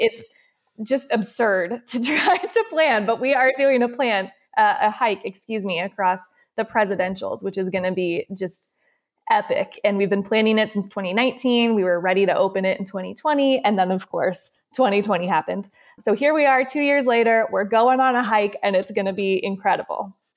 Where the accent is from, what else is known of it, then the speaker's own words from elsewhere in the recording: San Diego, California, United States; moved away as an adult; now in Boston, United States; I'm from San Diego originally